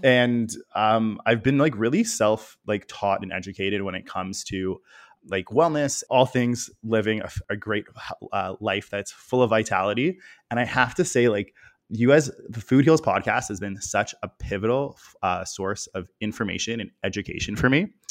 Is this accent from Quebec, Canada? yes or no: no; Toronto, Ontario, Canada; growing up in Toronto, it's a big city, but it's definitely got a small city feel